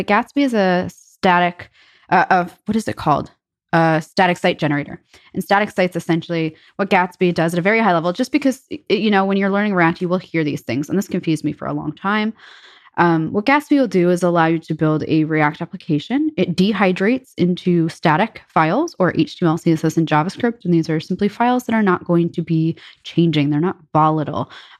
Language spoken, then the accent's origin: English; New York, United States; I come from New York, and me being a New Yorker, I love quality pizza.